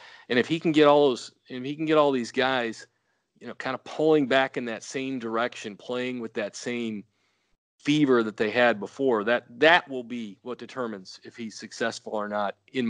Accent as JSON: {"language": "English", "town": "Carbondale", "region": "Illinois", "country": "United States", "said": "You know, we never have to say we're from Carbondale."}